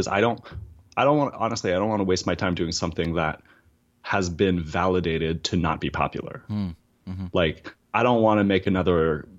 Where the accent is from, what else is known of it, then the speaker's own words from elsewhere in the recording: East Coast, United States; I'm from the East Coast, so we tell long stories that just start like several years in the past.